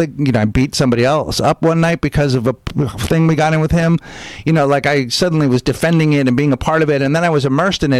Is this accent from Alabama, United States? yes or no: no; San Francisco, California, United States; I grew up in San Francisco